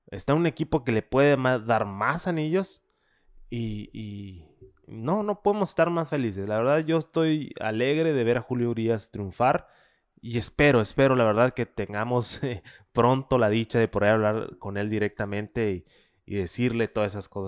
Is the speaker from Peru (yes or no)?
no; Mexico